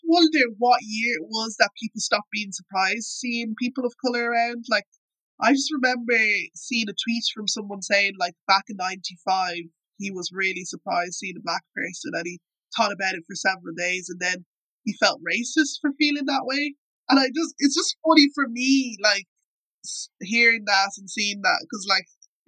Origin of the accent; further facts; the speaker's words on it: Ireland; I just kind of remember growing up in Ireland